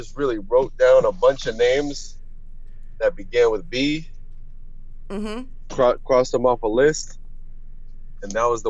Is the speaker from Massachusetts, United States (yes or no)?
no; Florida, United States; also born or lived in Arizona; I was born in Arizona, but I'm actually been in Florida like my whole life. I pretty much just lived in Arizona when I was really young.